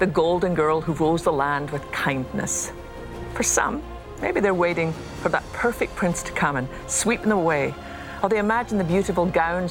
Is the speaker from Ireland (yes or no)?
no; Scotland, United Kingdom; I learned as a little girl growing up in Scotland